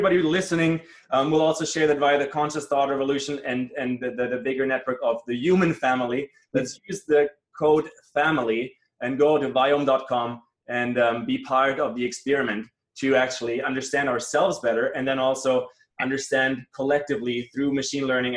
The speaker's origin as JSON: {"language": "English", "town": "Munich", "region": "Bavaria", "country": "Germany", "tie": "born or raised there", "second_language": "English", "moved": "yes", "said": "I grew up in Germany, in Munich, close to Munich area, and V's and W's are hard for me in the English language"}